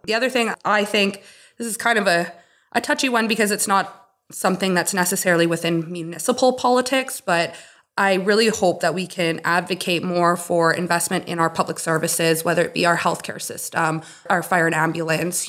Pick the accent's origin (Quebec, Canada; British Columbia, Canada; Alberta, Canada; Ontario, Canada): British Columbia, Canada; Kitimat; also born or lived in Stewart, British Columbia / Toronto; I was more or less born and raised in Kitimat. I was born here. I grew up in Stuart till I was about six. And my parents made the move to Kitimat at that time.